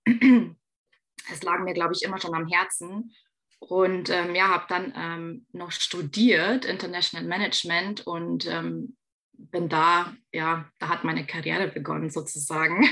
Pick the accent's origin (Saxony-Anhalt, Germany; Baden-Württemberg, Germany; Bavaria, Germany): Bavaria, Germany; Ich komme ja aus Bayern